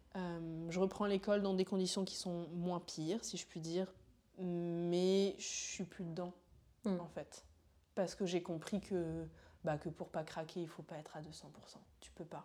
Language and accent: French; Paris, Île-de-France, France; also born or lived in Montreal; je suis une petite Parisienne euh, qui a toujours vécu ici